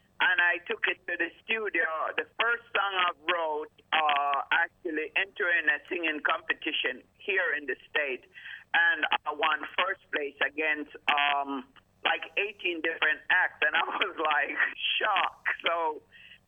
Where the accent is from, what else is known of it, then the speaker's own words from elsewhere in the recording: Kingston, Jamaica; now in Detroit, United States; I was actually born and raised in Kingston, Jamaica, and then actually moved to Detroit, Michigan.